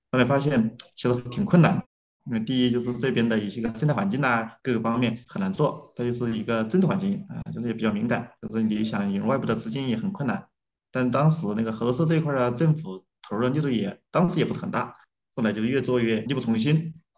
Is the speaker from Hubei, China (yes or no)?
yes; Yichang, Hubei, China; 我的家乡在湖北宜昌，呃，其实大家不知道听过没有啊？就是中央电视台有一个节目叫《北纬三十度》。哎，我们其实正好处在那个北纬三十度线上。但是我的家乡这边它正好有一条河叫，呃，清江，它其实是长江的一条支流嘛。然后宜昌它本来也长江也过宜昌，然后我就在宜昌边上，是宜昌，宜昌的一个县城叫长阳